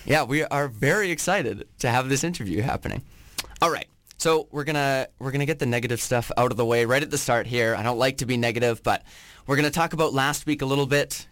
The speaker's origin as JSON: {"language": "English", "area": "Vancouver Island", "region": "British Columbia", "country": "Canada", "tie": "born or raised there", "said": "You were playing in my hometown."}